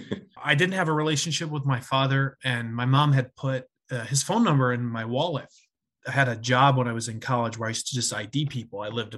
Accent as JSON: {"language": "English", "town": "Susquehanna", "region": "Pennsylvania", "country": "United States", "tie": "born or raised there", "also_born_or_lived": "Mexico", "moved": "yes", "said": "I grew up in Northeastern Pennsylvania in a town of about 1,100 people. … I moved from Mexico. My father was a Mexican citizen who went to high school, college, and worked in the United States"}